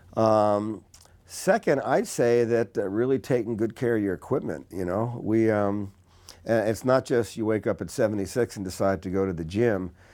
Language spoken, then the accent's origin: English; Newark, New Jersey, United States; I grew up in Newark, New Jersey